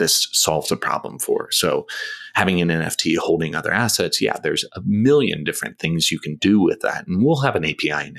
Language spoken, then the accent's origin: English; United States; moved away as an adult; also born or lived in Thailand; I'm an American, but I spent 10 years outside of the US, so I'm very much a diet American at this point